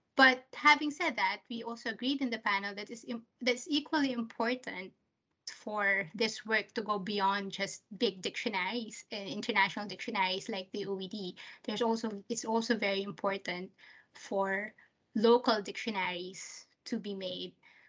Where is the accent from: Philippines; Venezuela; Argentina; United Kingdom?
Philippines; first language Taglish; growing up in the Philippines, you were taught that you had to sound American to speak English properly.